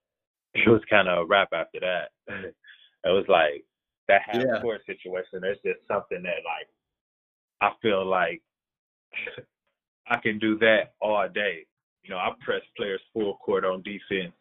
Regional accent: Milwaukee, Wisconsin, United States; I'm from Milwaukee

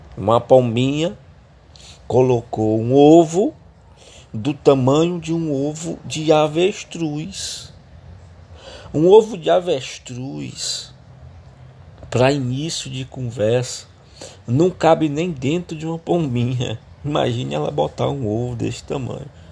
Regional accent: Fortaleza, Ceará, Brazil; eu sou natural do Ceará, sou cearense, da cidade de Fortaleza.

